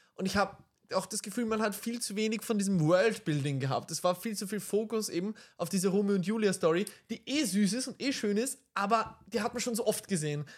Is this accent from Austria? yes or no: yes; Vienna, Austria; wir aus Wien sind